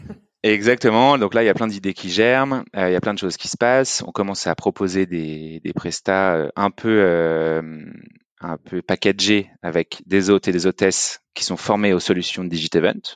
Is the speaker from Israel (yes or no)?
no; Lyon, Auvergne-Rhône-Alpes, France; moved away as an adult; now in Paris, France; Je suis lyonnais